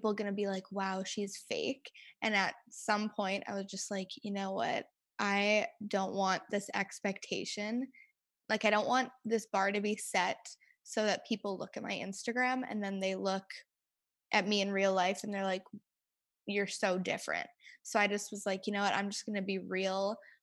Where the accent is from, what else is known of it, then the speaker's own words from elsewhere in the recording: Winnipeg, Manitoba, Canada; I was born and raised in Winnipeg, Manitoba.